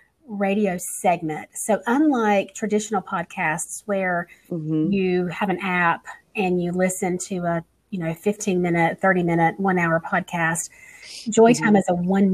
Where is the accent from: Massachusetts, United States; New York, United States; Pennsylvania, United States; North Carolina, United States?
North Carolina, United States; I'm from North Carolina